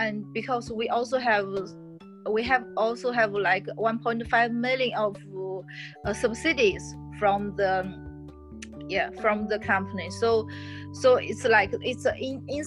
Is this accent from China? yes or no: yes; Zhengzhou, Henan, China; English is a second language; now in Shanghai, China; tier two cities like Zhengzhou, my hometown.